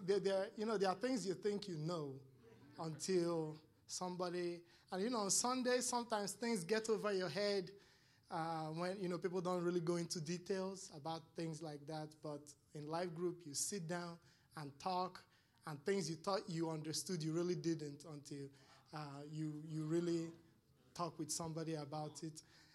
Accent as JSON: {"language": "English", "country": "Nigeria", "moved": "yes", "said": "when I came here from Nigeria, it's very tough. It's very, very, very tough."}